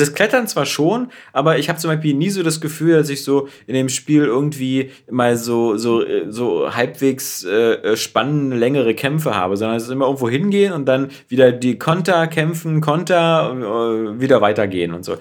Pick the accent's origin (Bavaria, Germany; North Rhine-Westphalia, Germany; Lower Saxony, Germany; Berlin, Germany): Berlin, Germany; bei uns in Berlin